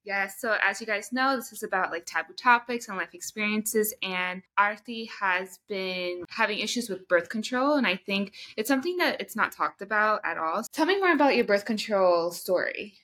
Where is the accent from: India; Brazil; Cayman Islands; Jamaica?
India; I'm Indian.